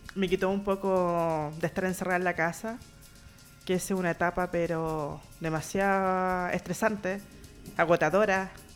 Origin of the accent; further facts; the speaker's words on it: Valdivia, Los Ríos, Chile; now in Santiago, Chile; Yo soy de Valdivia, me vine sola acá a Santiago